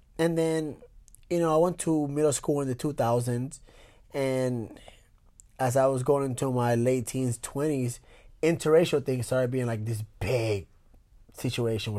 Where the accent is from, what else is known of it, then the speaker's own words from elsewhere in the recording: Puerto Rico; now in United States; I grew up in Puerto Rico